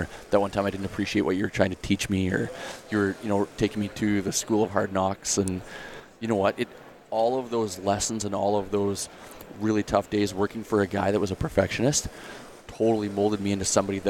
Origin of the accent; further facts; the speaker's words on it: Canada; being a Canadian kid